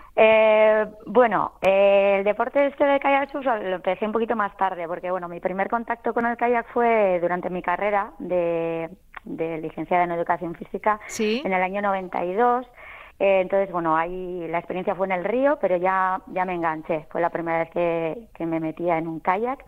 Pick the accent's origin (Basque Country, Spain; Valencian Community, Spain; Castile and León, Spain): Basque Country, Spain; Lekeitio; mi pueblo de la costa, un pueblo precioso